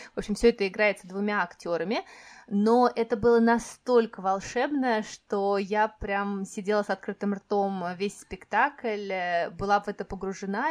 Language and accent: Russian; Moscow Oblast, Russia; moved away as an adult; моё детство прошло в Подмосковье